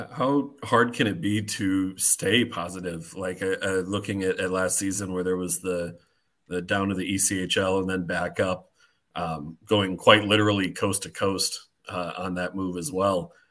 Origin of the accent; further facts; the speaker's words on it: Minnesota, United States; the Minnesota Wild, my hometown team